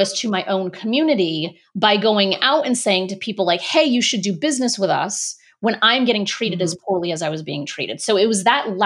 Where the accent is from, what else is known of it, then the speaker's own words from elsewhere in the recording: Rhode Island, United States; moved away as an adult; also born or lived in Boston, Massachusetts; I grew up in Rhode Island